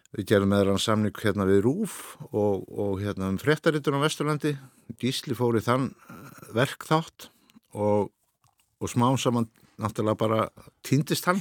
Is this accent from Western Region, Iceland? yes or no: yes; Birkihlíð, Reykholtsdalur, Borgarfjörður, Western Region, Iceland; also born or lived in Hvanneyri; uppalinn á bæði sem heitir Birkilhið í Reykjóldstæli borgarhið